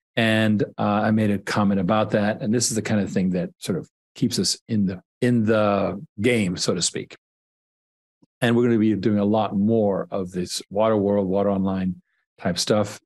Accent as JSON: {"language": "English", "country": "Canada", "tie": "born or raised there", "said": "I was born in Canada"}